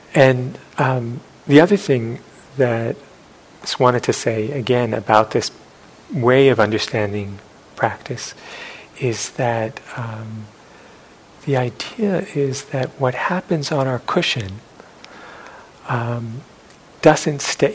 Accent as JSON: {"language": "English", "town": "New York City", "region": "New York", "country": "United States", "tie": "born or raised there", "said": "growing up in New York City"}